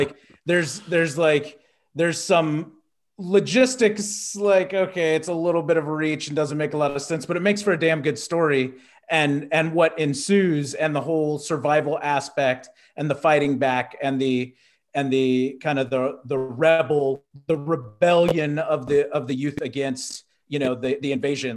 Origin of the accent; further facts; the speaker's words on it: Texas, United States; growing up in Texas